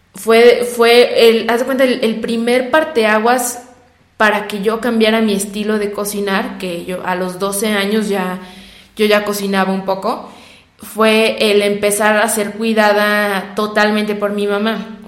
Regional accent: San Luis Potosí, Mexico; nosotros somos de San Luis Potosí

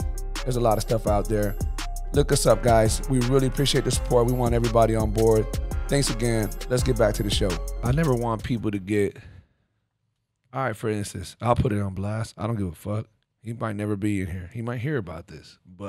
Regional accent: Miami, Florida, United States; Because I'm from Miami, because I know what he's really done

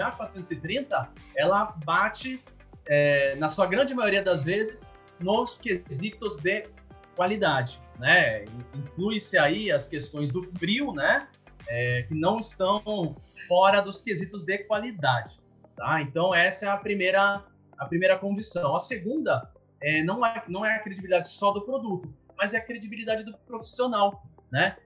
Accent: Santos, São Paulo, Brazil; moved away as an adult; eu sou de Santos, né? Na, no litoral de São Paulo

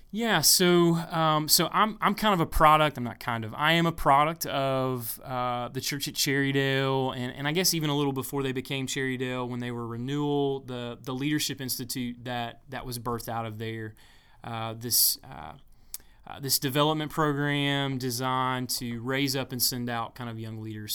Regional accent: Pumpkintown, South Carolina, United States; I'm from a little part of the world called Pumpkin Town. Pumpkin Town, South Carolina

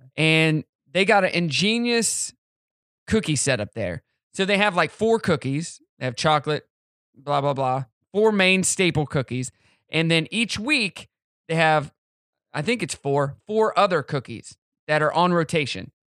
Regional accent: Southwest City, Missouri, United States; moved away; I'm from Southwest City, Missouri, and that's where, um, Simmons is. So when you come into the town, you get that smell. It's like, I'm home, baby.

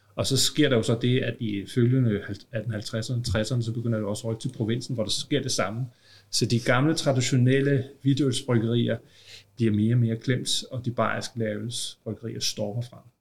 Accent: Copenhagen, Capital Region of Denmark, Denmark; Nu er jeg jo københavner

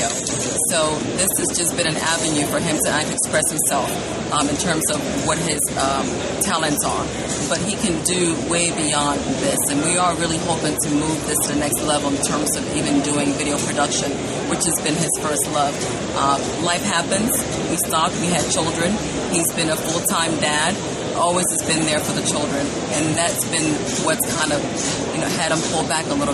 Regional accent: Ghana; moved away; I'm from Ghana, which is in West Africa. I'm born there.

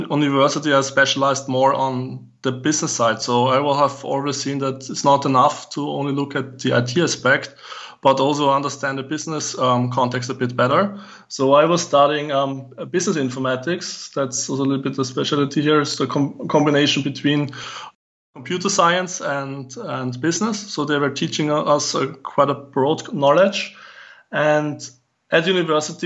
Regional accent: Vienna, Austria; moved away as an adult; also born or lived in Southeast Asia; I'm from Vienna, so I was born in Vienna, and all day I went to school

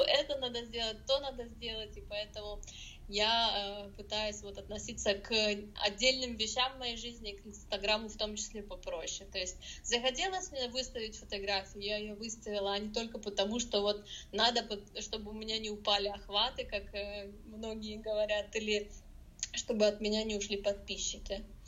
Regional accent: Russia; moved away as an adult; also born or lived in Germany; now in Cologne, Germany; я сама из России

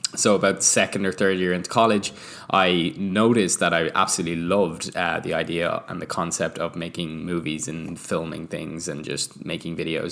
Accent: Ireland; now in Vancouver, Canada; we are an Irish couple living in Vancouver

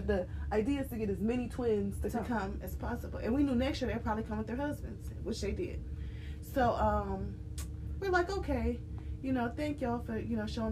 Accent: Cleveland, Ohio, United States; we're from Cleveland

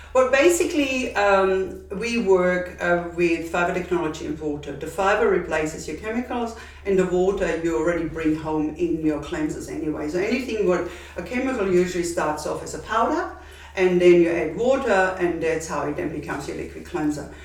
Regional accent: Austria; accent: Austrian; moved away as an adult; now in Perth, Australia; my accent is Austrian and I'm originally from Austria

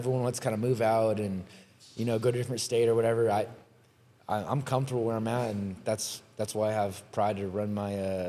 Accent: Riverside, California, United States; I'm born and raised in Riverside

